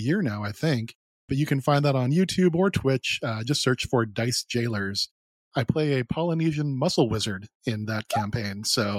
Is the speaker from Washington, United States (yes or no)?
yes; Seattle, Washington, United States; I am also from the Seattle area, grown up here since I was about five